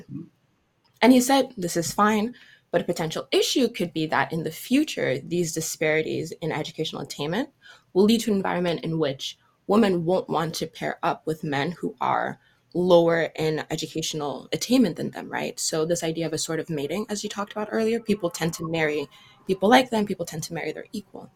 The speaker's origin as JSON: {"language": "English", "country": "Cameroon", "moved": "yes", "lives_now": "United States", "said": "I had spent the summer abroad, back home in Cameroon, right? Since I'm from West Africa"}